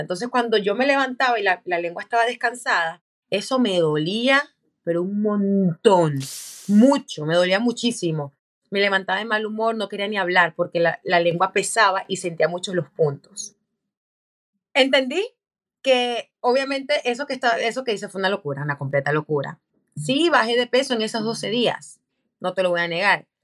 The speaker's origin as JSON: {"language": "Spanish", "country": "Venezuela", "said": "como decimos en Venezuela"}